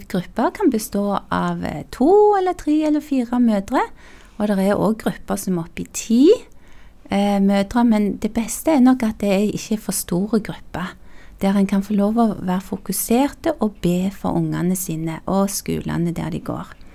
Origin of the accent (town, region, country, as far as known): Tau, Rogaland, Norway; born or raised there; also born or lived in South Korea